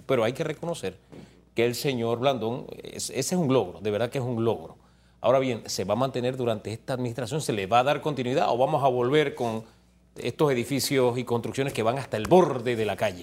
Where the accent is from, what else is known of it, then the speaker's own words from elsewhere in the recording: Panama; somos todos los panameños